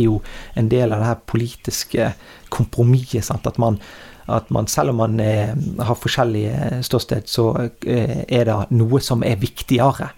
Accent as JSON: {"language": "Norwegian", "area": "Strilelandet", "region": "Vestland", "country": "Norway", "said": "jeg kommer ned fra Strilalandet her"}